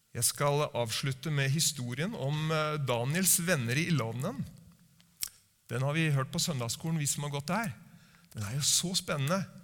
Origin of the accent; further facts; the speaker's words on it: Norway